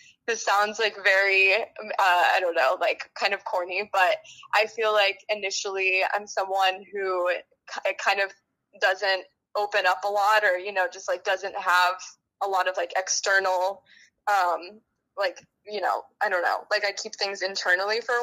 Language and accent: English; Santa Fe, New Mexico, United States; I'm from Santa Fe, New Mexico. It's a very small town in the desert southwest region, but it's absolutely home.